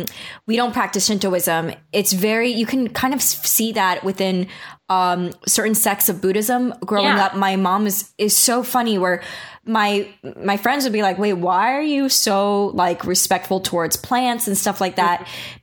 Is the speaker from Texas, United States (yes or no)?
no; New York, United States; even not growing up in the Bible Belt area, but in New York even